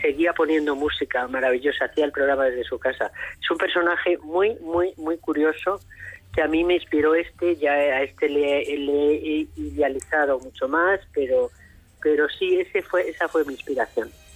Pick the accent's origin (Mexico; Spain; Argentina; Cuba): Spain; Madrid, Community of Madrid; also born or lived in Almería; yo nací en Madrid, mis padres son de León